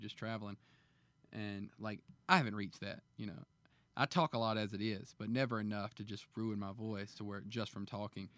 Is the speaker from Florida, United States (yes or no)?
no; Alabama, United States; moved away; also born or lived in Montgomery; my home state in Alabama